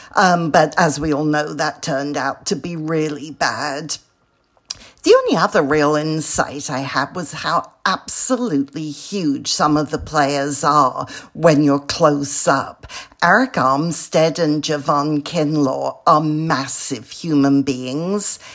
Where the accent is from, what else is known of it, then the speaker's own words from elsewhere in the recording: London, United Kingdom; moved away as an adult; now in California, United States; I'm a Brit from London who moved to California 38 years ago